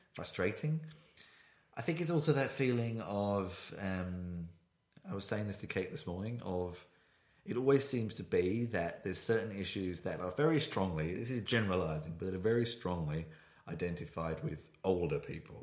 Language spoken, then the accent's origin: English; United Kingdom; moved away as an adult; now in Berlin, Germany; I am a British citizen. I've not lived there for 10 years